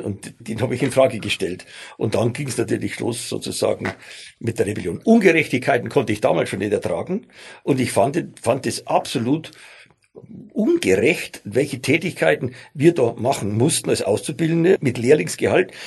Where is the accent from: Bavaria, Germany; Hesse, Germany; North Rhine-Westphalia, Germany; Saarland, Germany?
Bavaria, Germany; accent: Bavarian; also born or lived in Stuttgart; ich bin ja Bayer, wie man unschwer hört